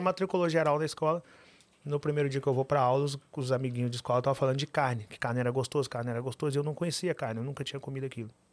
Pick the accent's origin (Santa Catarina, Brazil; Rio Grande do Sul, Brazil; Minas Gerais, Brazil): Minas Gerais, Brazil; Pitangui; moved away as an adult; also born or lived in Belo Horizonte; Eu nasci em Pitangui, interior de Minas Gerais